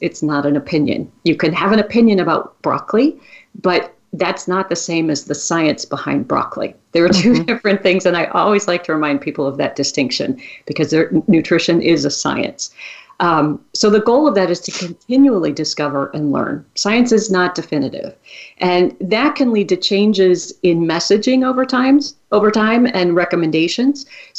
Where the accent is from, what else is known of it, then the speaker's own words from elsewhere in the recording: Wisconsin, United States; I grew up in Wisconsin. I grew up eating cheese.